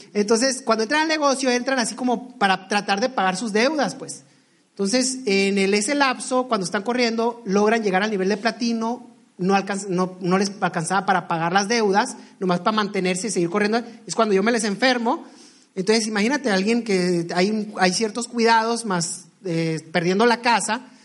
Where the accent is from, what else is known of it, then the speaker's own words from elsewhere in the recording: Ensenada, Baja California, Mexico; yo soy originario, bueno, somos originarios de Ensenada, Baja California.